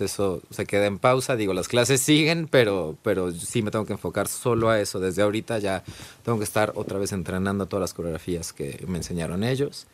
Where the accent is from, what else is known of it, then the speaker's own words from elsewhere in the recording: Guadalajara, Jalisco, Mexico; moved away as an adult; also born or lived in Ireland; yo soy de Guadalajara, Jalisco